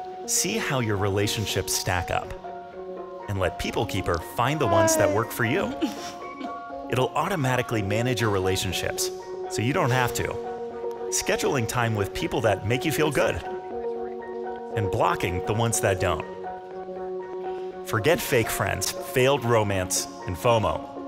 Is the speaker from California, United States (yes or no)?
yes; Los Angeles, California, United States; I'm from Los Angeles.